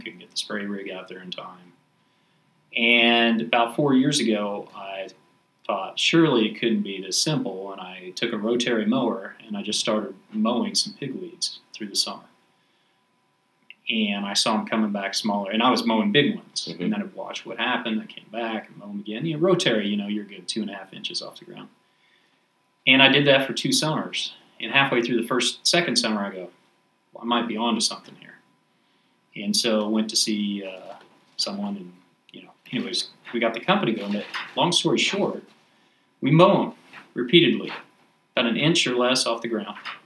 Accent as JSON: {"language": "English", "town": "Haven", "region": "Kansas", "country": "United States", "tie": "born or raised there", "said": "I grew up in Kansas, Haven, Kansas, small town west of Wichita."}